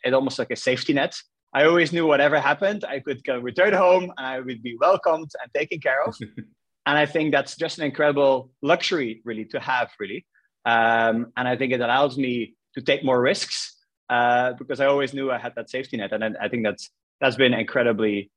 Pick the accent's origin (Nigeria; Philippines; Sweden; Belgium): Belgium; Ostend, Flanders; moved away as an adult; also born or lived in Brussels / Nantes / Argentina; I grew up in Belgium in a city called Ostend, which is a coastal city at the coast of Belgium.